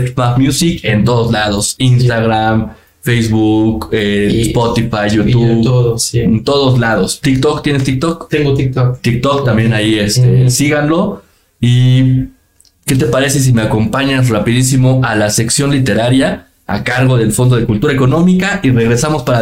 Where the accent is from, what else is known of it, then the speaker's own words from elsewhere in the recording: Mexico; Y créeme que para nosotros como mexicanos, eh, como país, estamos agradecidos contigo